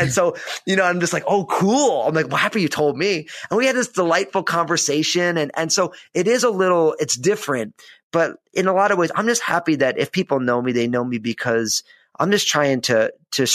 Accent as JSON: {"language": "English", "region": "New Jersey", "country": "United States", "tie": "born or raised there", "said": "growing up in New Jersey"}